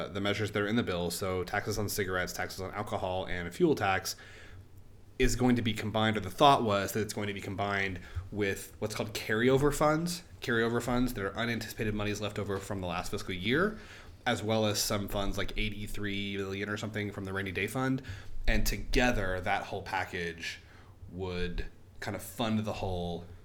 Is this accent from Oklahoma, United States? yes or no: yes; Oklahoma, United States